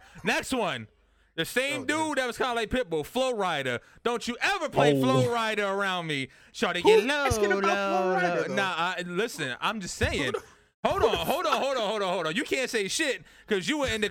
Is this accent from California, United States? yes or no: no; New York City, New York, United States; I'm from Brooklyn